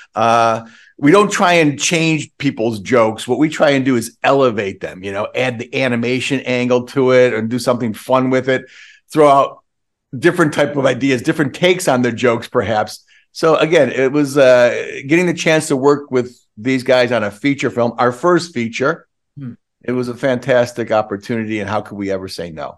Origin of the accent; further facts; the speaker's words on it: Western New York, United States; I'm from Western New York